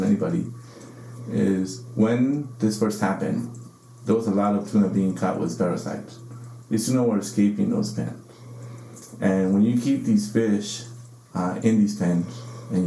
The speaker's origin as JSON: {"language": "English", "area": "Santa Monica Bay", "region": "California", "country": "United States", "tie": "born or raised there", "said": "I grew up fishing in Santa Monica Bay"}